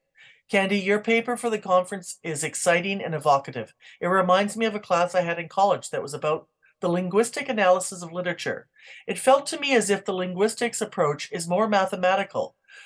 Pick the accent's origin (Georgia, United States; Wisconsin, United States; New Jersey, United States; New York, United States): Wisconsin, United States; at a shop called Wool Exchange in my hometown in Wisconsin.